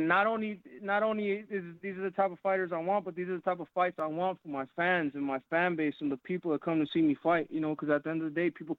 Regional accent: Phoenix, Arizona, United States; my hometown of Phoenix, Arizona

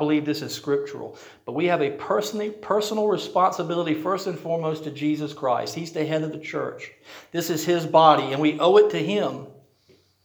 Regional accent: Rocky Mount, United States; The church I grew up in Rocky Mount

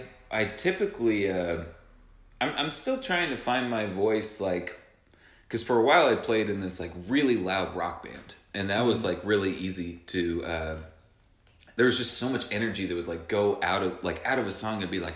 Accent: New York, United States; I'm walking here. I'm a New Yorker.

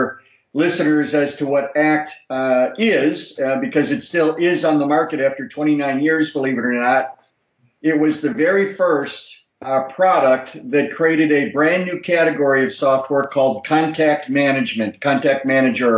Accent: Chicago, Illinois, United States; I was born and raised in Chicago

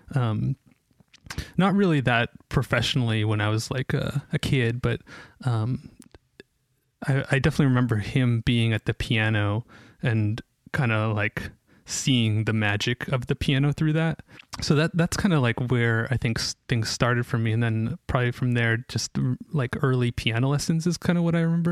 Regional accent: Ashland, Oregon, United States; moved away as an adult; also born or lived in Israel / Bend, Oregon / Portland, Oregon; I grew up in Ashland I was actually born in Israel but uh, grew up in Ashland

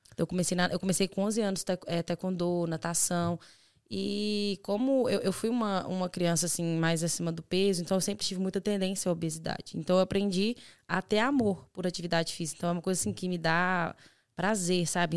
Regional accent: Belo Horizonte, Minas Gerais, Brazil; now in Ireland; Eu sou de Belo Horizonte

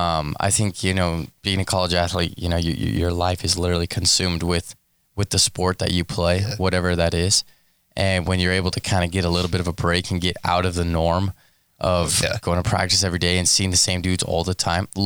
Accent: Texas, United States; moved away; growing up in Texas and specifically where I'm from, we don't play night games.

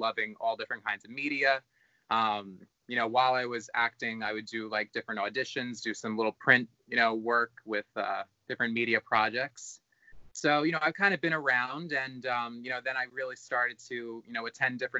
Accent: Long Island, New York, United States; I'm from Long Island, New York. Still live here

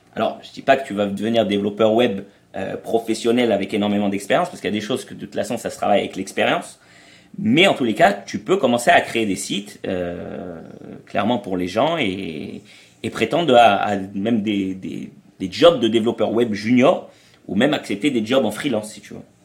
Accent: France; moved away as an adult; also born or lived in Israel; on a grandi en France, si tu veux, mais après, on est, on a, on est allé vivre en Israël

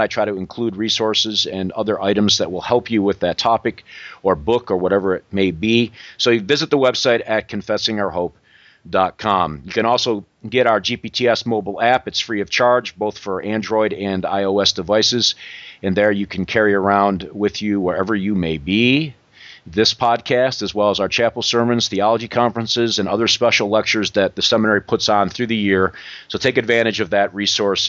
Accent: Western New York, United States; now in Greenville, United States; I'm from Western New York

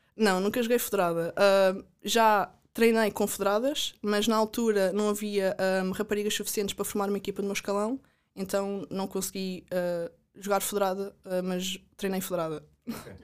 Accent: Caldas da Rainha, Leiria District, Portugal; also born or lived in United States; sou das Calas da Rainha

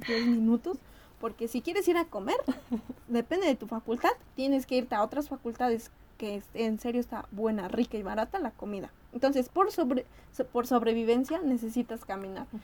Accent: State of Mexico, Mexico; moved away as an adult; now in Mexico City, Mexico; yo soy del Estado de México, entonces se me hizo más fácil irme a rentar cerca

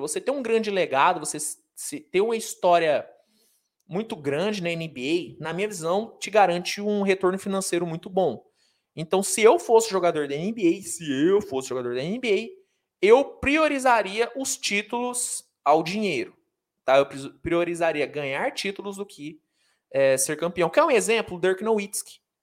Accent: Uberaba, Minas Gerais, Brazil; eu sou de Uberaba, Minas Gerais

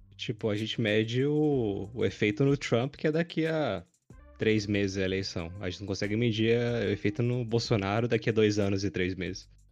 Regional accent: Brazil; eu sou brasileiro

